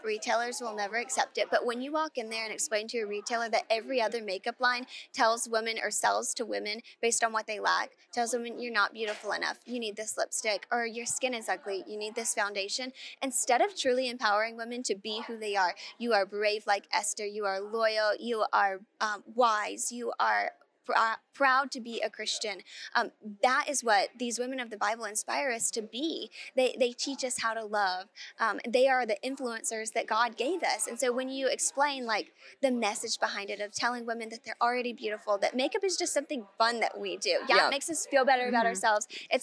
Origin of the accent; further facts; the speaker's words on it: South Carolina, United States; we're from South Carolina.